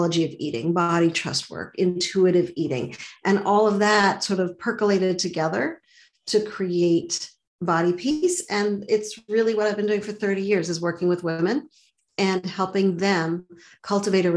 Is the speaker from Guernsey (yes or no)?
no; Montreal, Quebec, Canada; now in Boston, United States; So I grew up in Montreal. I live in Boston now, but I grew up in Montreal.